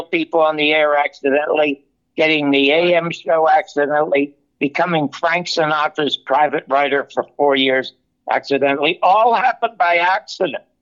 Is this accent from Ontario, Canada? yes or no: yes; Toronto, Ontario, Canada; I was born in the Salvation Army Charity Ward in Toronto, Canada